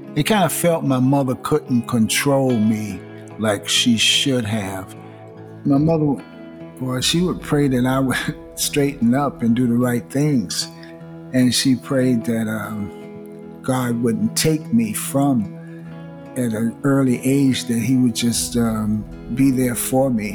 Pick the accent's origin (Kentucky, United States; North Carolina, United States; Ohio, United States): North Carolina, United States; Greensboro; moved away; also born or lived in Washington, D.C.; I grew up in Greensboro, North Carolina, and Washington, D.C.